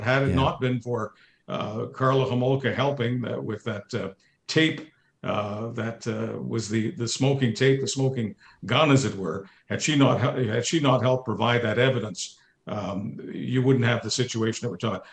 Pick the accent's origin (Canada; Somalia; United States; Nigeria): Canada; I'm a Canadian.